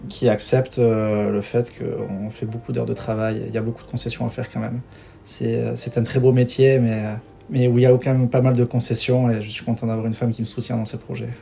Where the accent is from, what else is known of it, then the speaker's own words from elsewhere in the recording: Bidart, Nouvelle-Aquitaine, France; also born or lived in Biarritz; on est nés les deux à Biarritz. On a grandi à Bidar, euh, quartier Riartea, euh, avec les copains